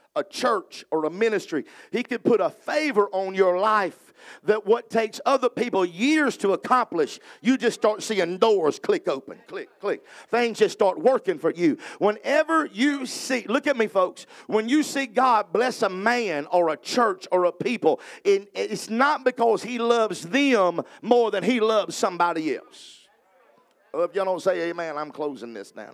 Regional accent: the South, United States; I'm from the South

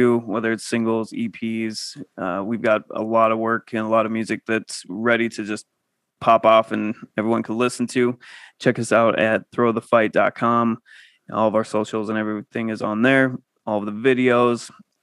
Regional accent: Montana, United States; also born or lived in Seattle, Washington; now in Minneapolis, United States; where I grew up in Montana.

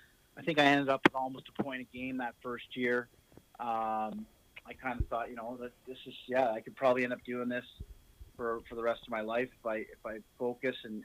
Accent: Ottawa, Ontario, Canada; I grew up in Ottawa

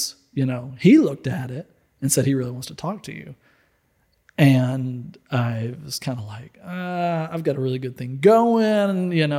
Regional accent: Little Rock, Arkansas, United States; I grew up in Little Rock, Arkansas.

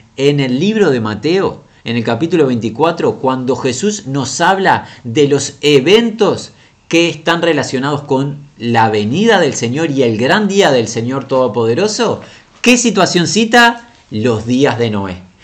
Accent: Uruguay; la ciudad de nuestra nación Montevideo, en esta república pequeña, la República Oriental del Uruguay

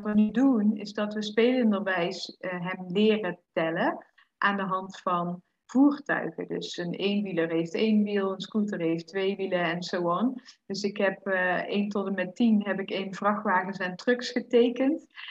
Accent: Netherlands; moved away; als Nederlander

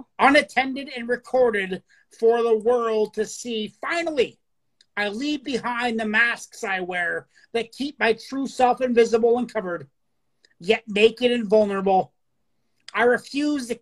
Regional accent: Canada; I'm the happy, peaceful, fun-loving Canadian

